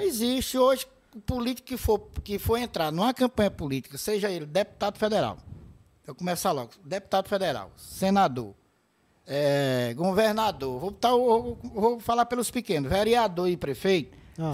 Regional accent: Horizonte, Ceará, Brazil; also born or lived in Ibicuitinga, Ceará; Aí eu cheguei em Horizonte recém-nascida

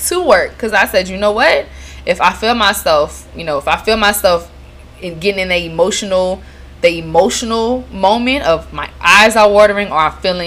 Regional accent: Lafayette, Louisiana, United States; now in New Orleans, United States; my hometown, Lafayette, Louisiana

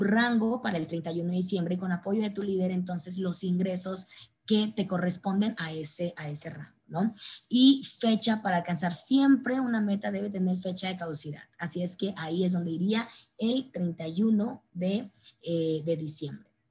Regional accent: Mexico; como buenos mexicanos, pues sí o sí lo hacemos extraordinariamente bien

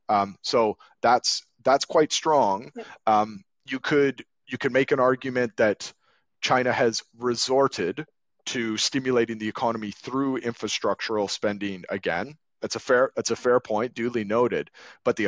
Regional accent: Canada; now in London, United Kingdom; I grew up in Canada

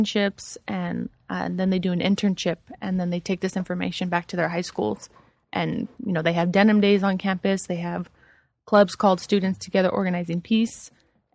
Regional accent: Alhambra, California, United States; also born or lived in San Diego; I'm from L.A., from Alhambra

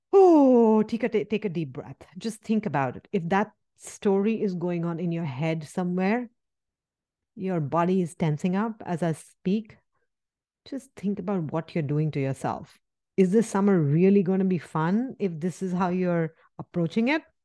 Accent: India; moved away; where I come from India

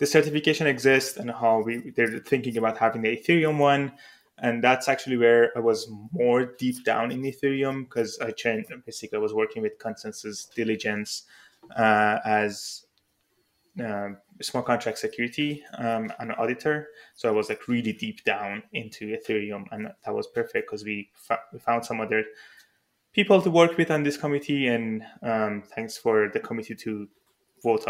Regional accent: Iran; moved away; I'm originally from Iran

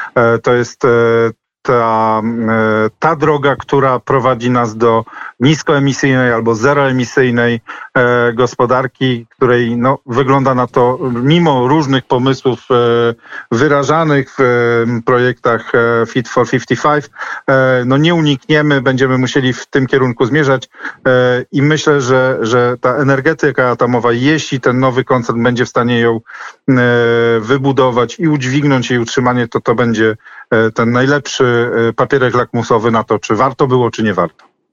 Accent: Gdańsk, Pomeranian Voivodeship, Poland; jestem z Gdańska

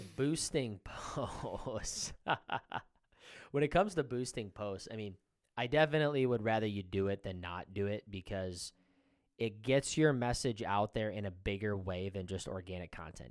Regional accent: Iowa, United States; we're from Iowa

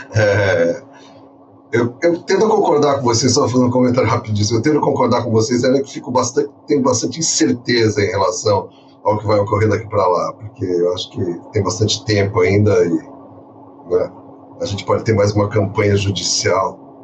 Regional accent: São Paulo, Brazil; na época que eu cresci, eu sou paulista

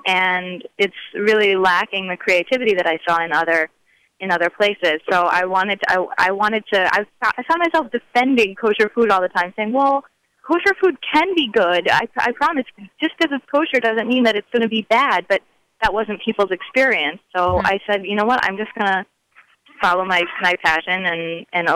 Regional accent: Wisconsin, United States; I'm from Wisconsin, a very, very small town in Wisconsin, actually. And I grew up with a, you know, traditional non-Jewish family

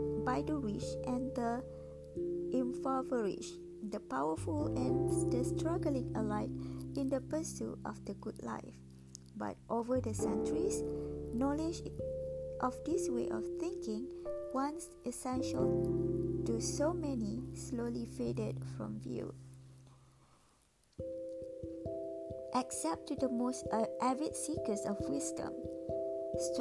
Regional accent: Malaysia; I grew up in Malaysia.

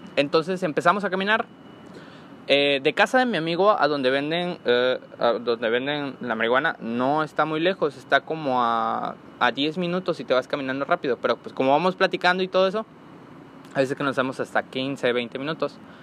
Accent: Comalcalco, Tabasco, Mexico; soy originario de Comalcalco, Tabasco

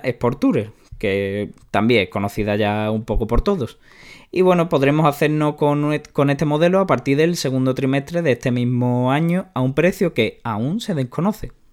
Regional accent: Spain; a los que somos de España

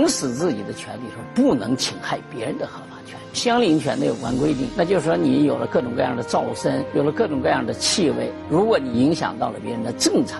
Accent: China; 我们中国人现在生活观念发生了很大的变化。

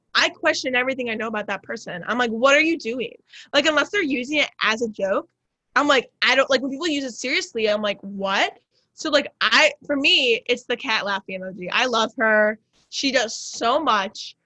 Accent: suburbs of Chicago, Illinois, United States; I say I'm from Chicago, but really I'm like a 40 BNSF train ride from Chicago.

